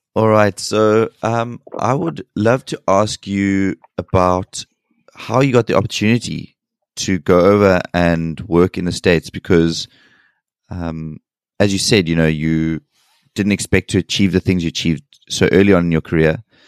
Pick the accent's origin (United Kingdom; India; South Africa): South Africa; as a South African